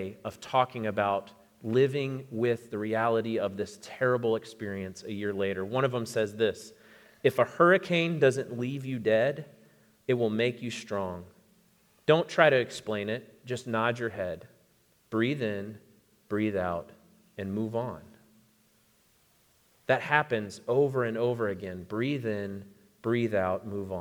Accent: Florida, United States; moved away; I grew up in Florida, and so I've lived through many hurricanes

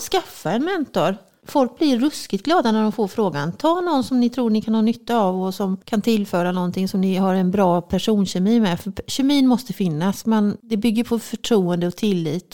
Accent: Halland County, Sweden; moved away; also born or lived in Örebro, Sweden / Axvall, Sweden / Morup, Sweden; jag är ju från Halland

